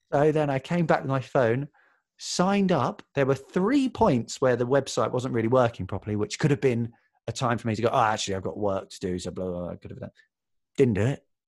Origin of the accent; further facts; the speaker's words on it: Watford, East of England, United Kingdom; also born or lived in South London; now in London, United Kingdom; I was born in Watford, though now I live in South London.